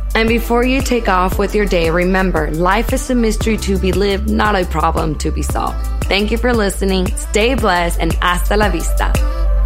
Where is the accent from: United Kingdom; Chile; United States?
United States; Seaside, California; also born or lived in Monterey, California; my parents settled in a little town called Seaside